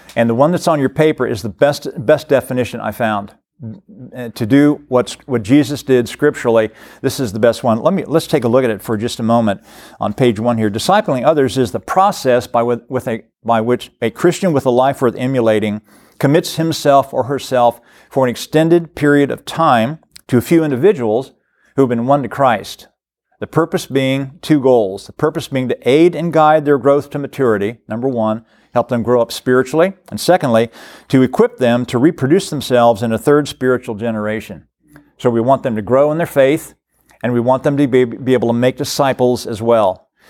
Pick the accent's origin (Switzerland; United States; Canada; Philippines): United States; Cincinnati, Ohio; now in Florence, Kentucky, United States; I was from the Cincinnati area.